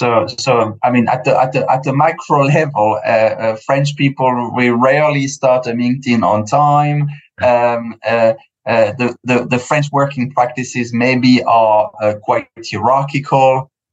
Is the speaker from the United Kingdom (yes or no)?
yes; United Kingdom; I'm quite British in a way as well. I grew up here on through the corporate ladder in an Anglo-Saxon environment.